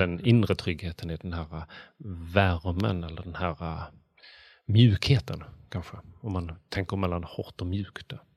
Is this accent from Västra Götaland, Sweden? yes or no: no; Bjäre Peninsula, Skåne, Sweden; Bjärehalvön, vilket är där jag kommer från.